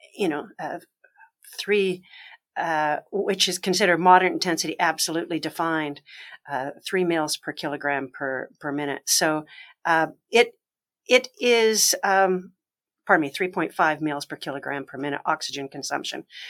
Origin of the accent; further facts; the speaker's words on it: Canada; moved away; also born or lived in Alberta / Nova Scotia / Ontario; I'm originally Canadian.